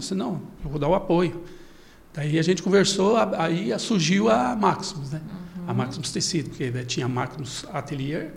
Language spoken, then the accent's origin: Portuguese; Bela Vista do Paraíso, Paraná, Brazil; also born or lived in Londrina, Brazil; now in Cascavel, Brazil; Eu nasci ali perto de Londrina, em Bela Vista do Paraíso, mas eu, eu comecei minha carreira em Londrina